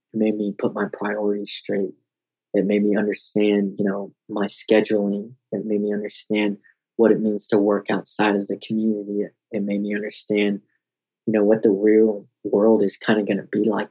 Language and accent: English; Denver, Colorado, United States; also born or lived in Oklahoma; I would just move back to my hometown in Colorado